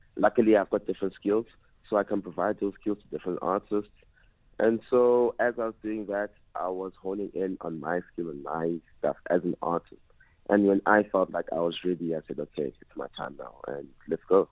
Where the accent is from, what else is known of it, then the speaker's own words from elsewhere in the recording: Port Elizabeth, Eastern Cape, South Africa; now in Johannesburg, South Africa; growing up in Eastern Cape, uh, a lot of traditional elements